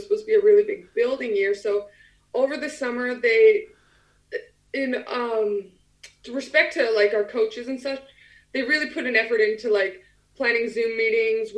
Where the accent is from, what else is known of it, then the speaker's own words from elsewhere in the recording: Alberta, Canada; moved away as an adult; now in England; I'm from the middle. I'm from Alberta